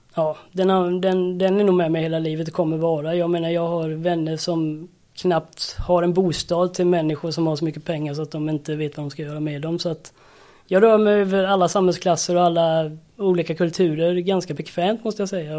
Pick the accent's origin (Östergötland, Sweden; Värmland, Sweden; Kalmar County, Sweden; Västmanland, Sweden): Kalmar County, Sweden; Färjestaden; är uppvuxen på Öland, med brofästet i Färjestaden.